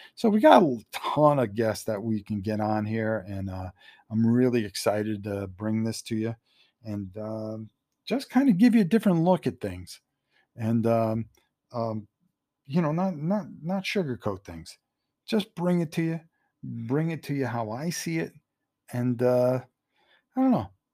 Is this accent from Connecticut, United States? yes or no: yes; Connecticut, United States; growing up in Connecticut, you know, going to New Haven Coliseum all the time